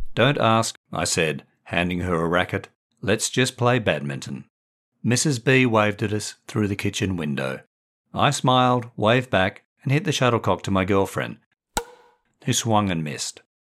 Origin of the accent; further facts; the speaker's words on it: Australia; I was weaned on Wimbledon, growing up in Australia